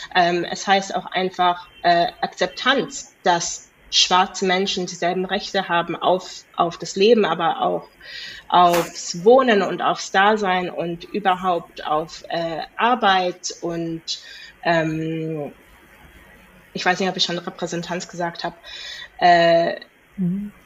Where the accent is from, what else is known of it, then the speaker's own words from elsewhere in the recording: Cape Town, Western Cape, South Africa; moved away as an adult; now in Germany; Kapstadt selber ist sehr, ich meine, ja, Südafrika ist auch sehr divers. Ähm, aber ich bin dort in der, ja, Mittelklasse aufgewachsen